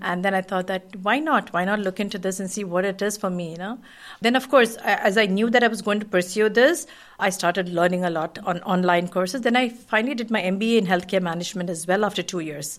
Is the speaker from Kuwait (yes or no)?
yes; Kuwait; born or raised there; moved away as an adult; also born or lived in India